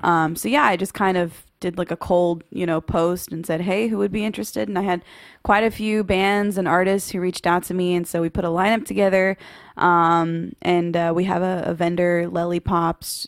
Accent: Waco, Texas, United States; little kid, just, um, growing up in Waco, Texas.

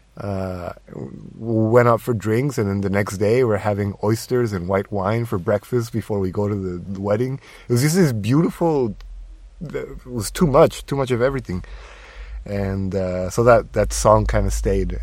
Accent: Tijuana, Baja California, Mexico; moved away; my hometown

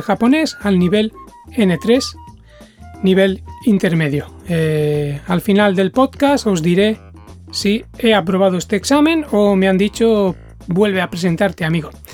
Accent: Spain; now in Japan; soy de España

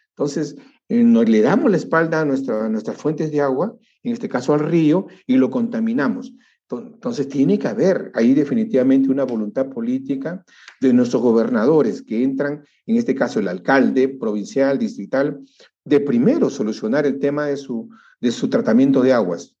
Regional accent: Peru

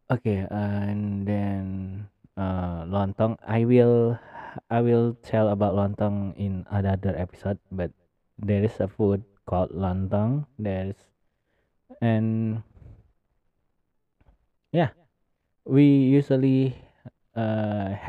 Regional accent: Medan, North Sumatra, Indonesia; Medan is my hometown Medan is my hometown city

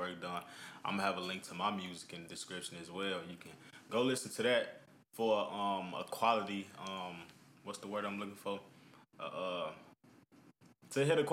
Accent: Chicago, Illinois, United States; I'm from Chicago, Illinois. Grew up on the south side

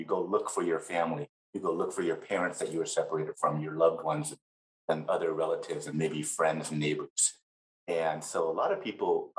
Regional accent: Los Angeles, California, United States; moved away as an adult; also born or lived in Cambodia / Thailand; now in Minnesota, United States; I grew up in Los Angeles, California, where my family resettled after living in Thai refugee camps

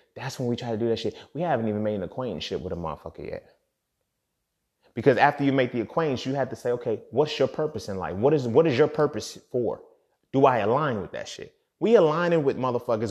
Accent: United States; we're all American

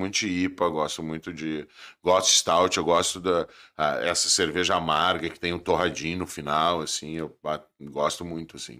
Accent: Tramandaí, Rio Grande do Sul, Brazil; como a gente é de Tramanda

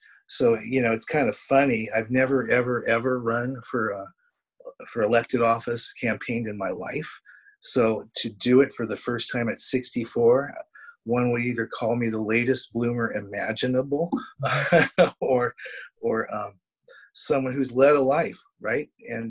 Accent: California, United States; moved away as an adult; also born or lived in Beaverton, Oregon; now in Springfield, United States; I actually was raised in California most of my younger years.

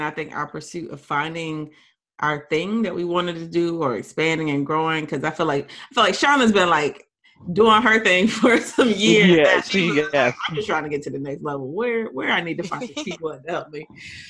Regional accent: Philadelphia, Pennsylvania, United States; now in the South, United States; I grew up in Philly. I live in the South now, you know, but I will always and forever rep Philadelphia.

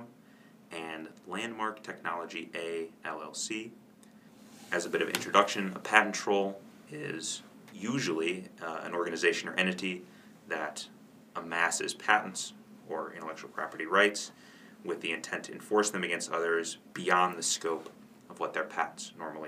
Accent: Michigan, United States; now in Indiana, United States; I'm a 2L at the school and originally from Michigan

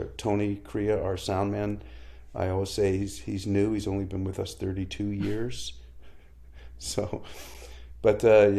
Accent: Canada; a challenge you face as a Canadian recording artist is, you know, we have a small country and a very small music press here

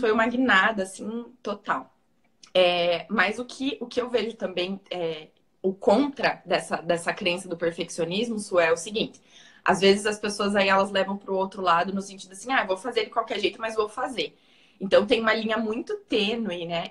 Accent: Paraná, Brazil; accent: Paraná; meu sotaque do Paraná é bem puxado

